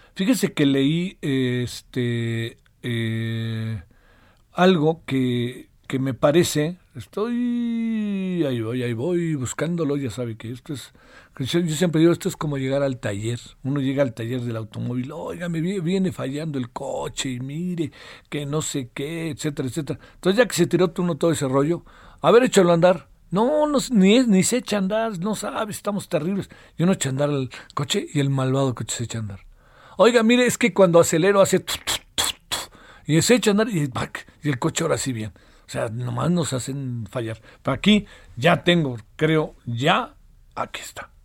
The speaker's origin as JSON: {"language": "Spanish", "country": "Mexico"}